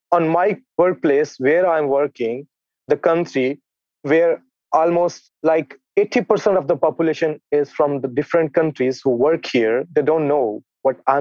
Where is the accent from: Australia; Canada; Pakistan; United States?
Pakistan; I'm from Pakistan